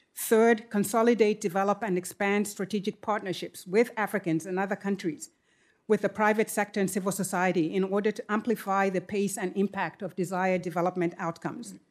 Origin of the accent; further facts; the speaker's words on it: Zambia; now in United States; As a girl growing up in Zambia